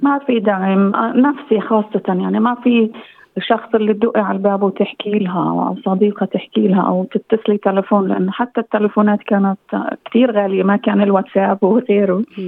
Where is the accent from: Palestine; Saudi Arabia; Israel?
Israel; moved away as an adult; إني فلسطينية بفلسطينية الداخل